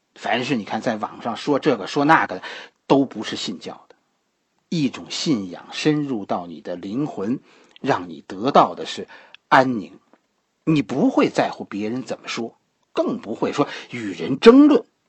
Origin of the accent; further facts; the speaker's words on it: Beijing, China; 这不是我小时候的西寺了